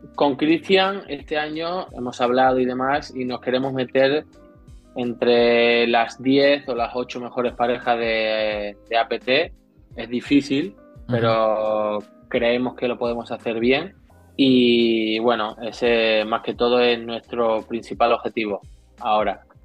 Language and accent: Spanish; Seville, Andalusia, Spain; also born or lived in Madrid; now in Barcelona, Spain; Soy sevillano, y he estado cinco años en Madrid